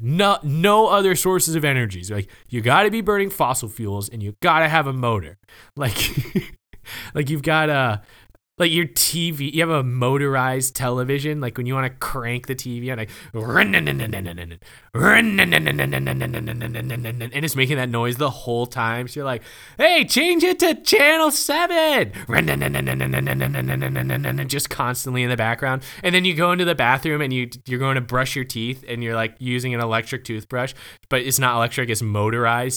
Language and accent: English; the South, United States; also born or lived in Oklahoma; I'm from the South